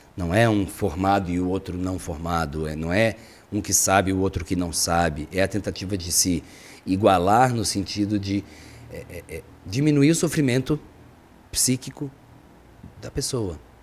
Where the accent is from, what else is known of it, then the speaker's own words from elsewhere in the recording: Barbacena, Minas Gerais, Brazil; eu sou de Barbacena, Minas Gerais